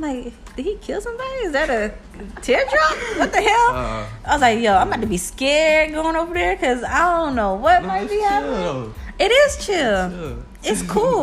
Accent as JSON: {"language": "English", "town": "Atlanta", "region": "Georgia", "country": "United States", "moved": "yes", "said": "I'm from Atlanta"}